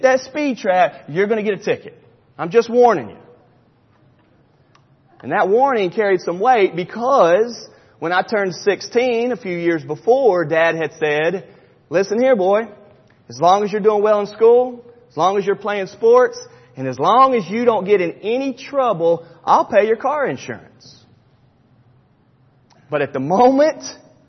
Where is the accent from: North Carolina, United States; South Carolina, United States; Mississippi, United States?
North Carolina, United States; Charlotte; When I was in high school growing up in Charlotte, North Carolina